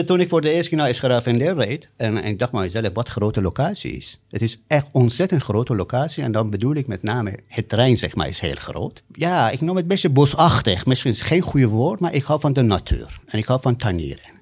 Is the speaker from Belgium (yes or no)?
no; Iran; Dutch is a second language; also born or lived in Amsterdam, Netherlands / Rotterdam, Netherlands / Hellevoetsluis, Netherlands; now in Capelle aan den IJssel, Netherlands; ik ben in Iran geboren. Ik ben zelf ooit gevlucht uit Iran in 1985.